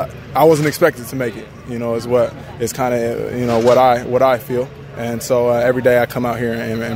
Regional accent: West Coast, United States; moved away as an adult; now in Houston, United States; born and raised on the West Coast and then went to school out there too.

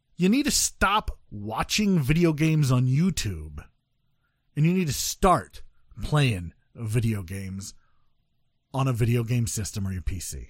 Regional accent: Midwest, United States; I'm from the Midwest

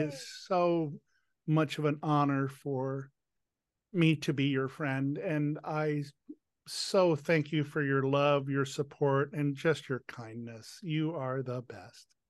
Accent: Washington, District of Columbia, United States; DC is my hometown.

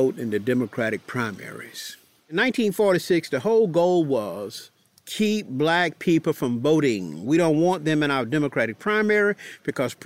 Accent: Warrenton, Georgia, United States; my hometown of Warrenton

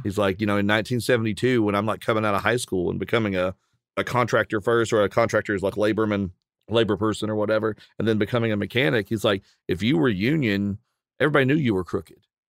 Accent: Appalachia, Virginia coal fields, United States; both being Appalachian from kind of the Virginia coal fields and that the heart of that part of uh, Appalachia

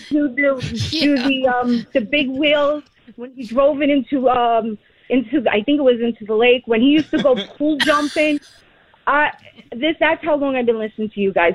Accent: New York City, New York, United States; I'm from Staten Island

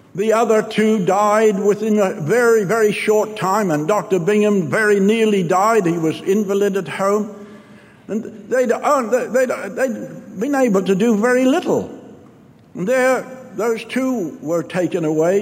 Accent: New Zealand; I'm from New Zealand

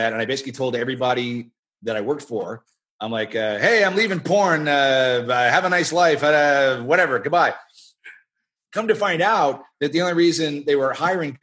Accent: Canada; I'm Canadian

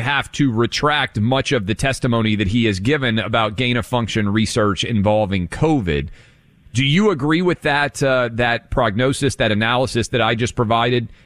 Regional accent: Tennessee, United States; my home state of Tennessee

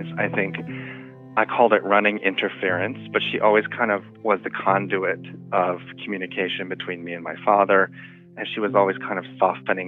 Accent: Faith, South Dakota, United States; also born or lived in Long Island; my hometown, which is called Faith, South Dakota

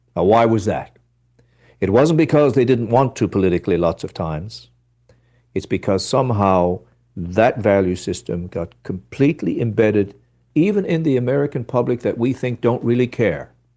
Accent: Newfoundland and Labrador, Canada; I come from Ru-, Newfoundland

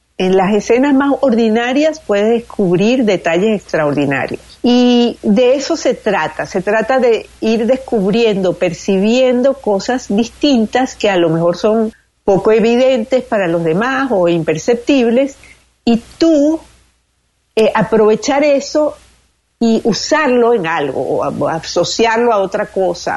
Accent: Venezuela; moved away; Todo lo que está pasando en mi país, que ha sido muy duro

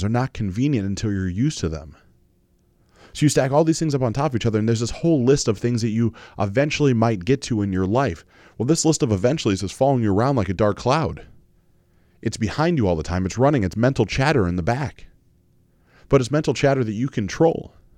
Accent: Mansfield, Ohio, United States; growing up in Mansfield, Ohio, in a Baptist church

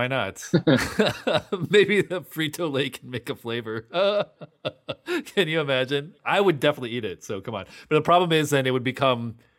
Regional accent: Midwest, United States; I was born and raised in the Midwest

